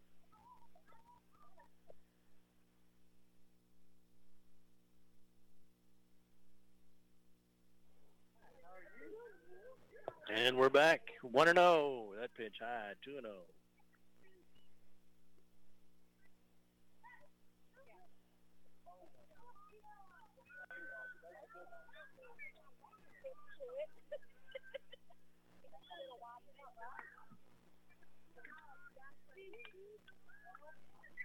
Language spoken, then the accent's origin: English; Texas, United States; being a Texan